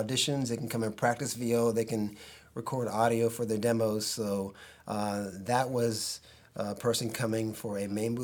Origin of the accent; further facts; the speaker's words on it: Los Angeles, California, United States; I'm a native Los Angelino